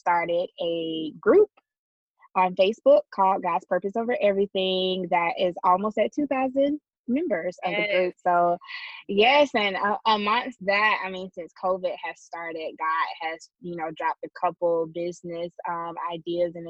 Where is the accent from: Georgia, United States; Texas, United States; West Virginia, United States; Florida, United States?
Georgia, United States; Douglas; moved away as an adult; also born or lived in Jacksonville / Tallahassee; I'm from Douglas, Georgia, not Douglasville